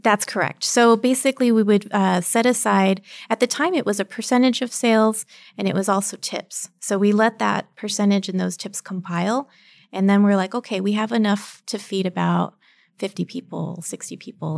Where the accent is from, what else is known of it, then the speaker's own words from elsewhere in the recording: El Paso, Texas, United States; also born or lived in Phoenix, Arizona; I am born and raised in El Paso, Texas